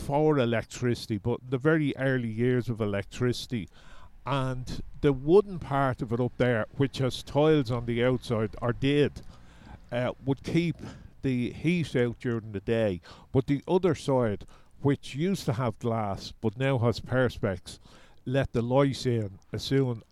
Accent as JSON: {"language": "English", "town": "Dublin", "region": "Leinster", "country": "Ireland", "tie": "born or raised there", "said": "I grew up in Cabra West"}